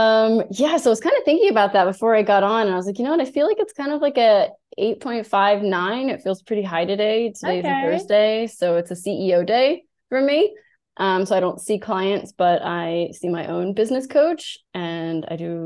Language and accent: English; United States; now in Germany; I'm American